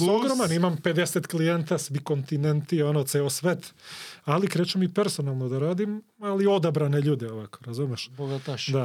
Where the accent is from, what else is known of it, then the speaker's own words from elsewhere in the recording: Skopje, North Macedonia; ja sam iz Koplja